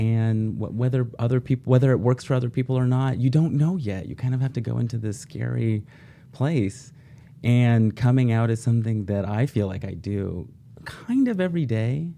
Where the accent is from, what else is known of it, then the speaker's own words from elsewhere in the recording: Oregon, United States; I grew up in Oregon, eldest of four sons.